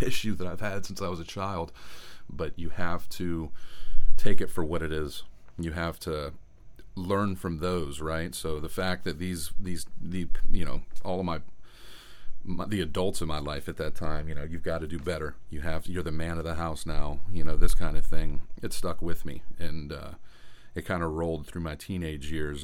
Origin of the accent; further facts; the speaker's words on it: Tampa, Florida, United States; I was born in Tampa, Florida